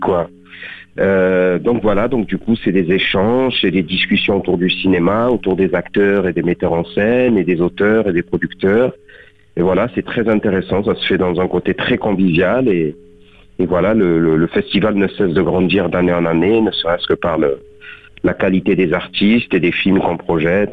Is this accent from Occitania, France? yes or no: yes; Beaucaire, Occitania, France; born or raised there; moved away as an adult; also born or lived in Tarascon; now in Paris, France